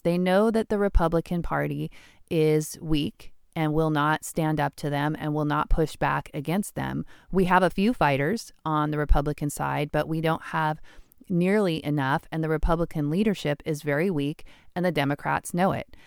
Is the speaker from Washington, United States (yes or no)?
yes; Washington, United States; I'm born and raised in Washington.